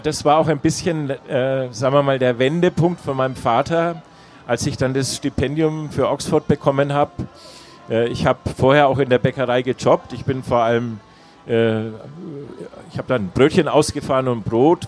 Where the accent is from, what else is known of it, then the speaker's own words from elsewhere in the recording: Nuremberg, Bavaria, Germany; also born or lived in England / Freiburg; Ich bin äh, in Nürnberg geboren und äh, liebe meine Heimatstadt